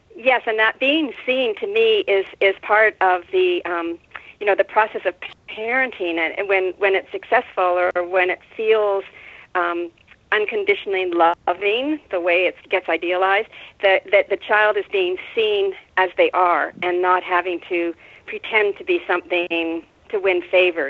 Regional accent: Winnipeg, Manitoba, Canada; moved away as an adult; also born or lived in Carmel, California / Mendocino, California; now in California, United States; I grew up in Winnipeg

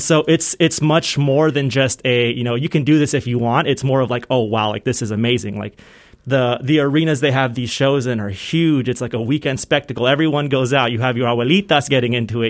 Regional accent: Southern California, United States; moved away as an adult; also born or lived in San Fernando Valley / Palmdale; now in Ohio, United States; I grew up in Southern California, so, uh, between the San Fernando Valley and, like, the North Ridge Panorama City area and then the desert, um, so up near Palmdale

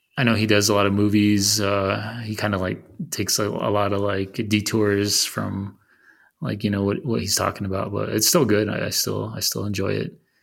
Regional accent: Arizona, United States; I'm from Arizona

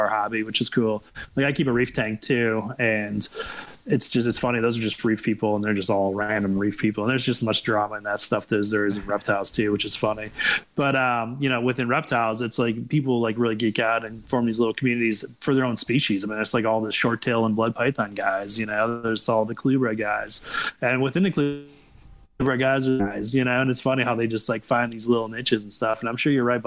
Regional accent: Wisconsin, United States; I'm from Wisconsin.

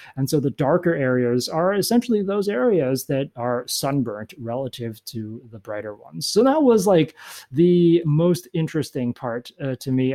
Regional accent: California, United States; moved away as an adult; now in Washington, United States; I grew up in California

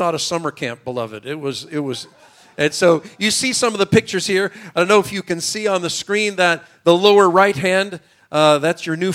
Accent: Chicago, Illinois, United States; accent: American; now in Israel; You can tell from my American accent and English, I wasn't born in Israel. I was born in Chicago of a Jewish mother

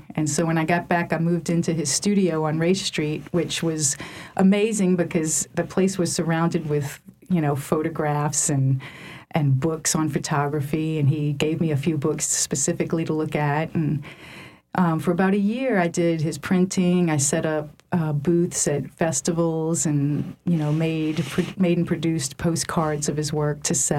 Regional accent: New Orleans, Louisiana, United States; also born or lived in North Shore (Lake Pontchartrain); growing up in New Orleans and on the North Shore

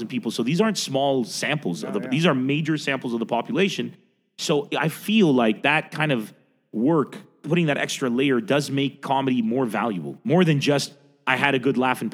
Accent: San Diego, California, United States; moved away as an adult; also born or lived in Middle East / Lebanon; I grew up in San Diego

